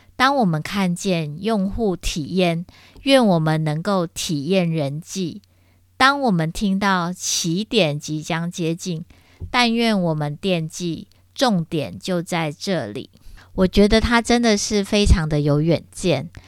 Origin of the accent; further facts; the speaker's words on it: Taiwan; 我们台湾人